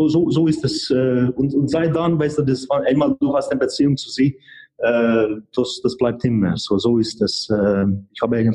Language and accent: German; Hungary; German is a second language; now in Germany; also sie kommt aus Tschechien, ich komme aus Ungarn ähm, beide sind äh, de, de neu, etwas oder in den letzten Jahren zu hier in Deutschland gekommen